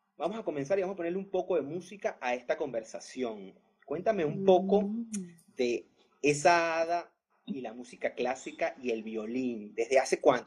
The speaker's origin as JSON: {"language": "Spanish", "town": "Caracas", "region": "Capital District", "country": "Venezuela", "moved": "yes", "said": "los de Caracas"}